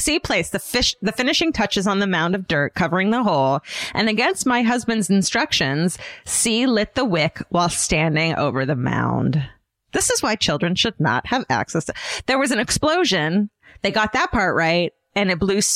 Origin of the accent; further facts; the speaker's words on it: California, United States; I'm from California